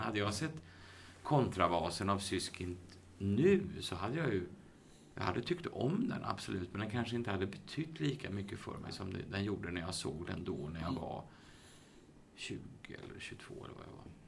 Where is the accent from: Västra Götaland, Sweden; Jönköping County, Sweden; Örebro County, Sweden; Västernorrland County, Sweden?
Västra Götaland, Sweden; Uddevalla; moved away as an adult; also born or lived in Gothenburg / Stockholm; Jag är, jag är född och uppvuxen i Uddevalla